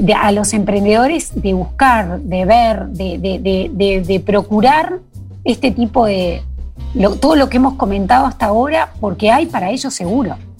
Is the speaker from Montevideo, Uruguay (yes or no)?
yes; Montevideo, Uruguay; moved away as an adult; also born or lived in Colonia; now in Durazno, Uruguay; Yo aclaro que soy de Montevideo, pero hace ya muchos años que vivo en el interior, entre Durazno y, Colonia